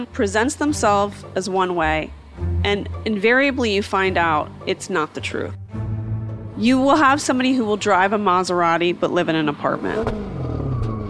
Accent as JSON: {"language": "English", "region": "East Coast", "country": "United States", "moved": "yes", "lives_now": "Orange County, United States", "said": "someone like myself from the East Coast"}